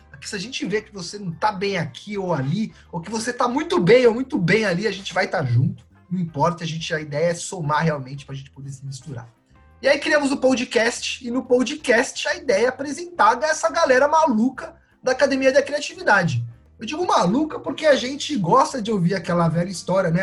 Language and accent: Portuguese; São Paulo, Brazil; Eu, eu sou paulista, também nascido no asfalto